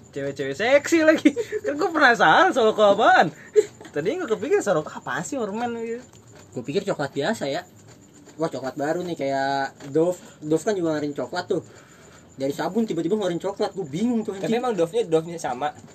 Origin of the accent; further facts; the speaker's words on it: Jakarta, Indonesia; tapi mau gue bukan orang Sunda sih orang Betawi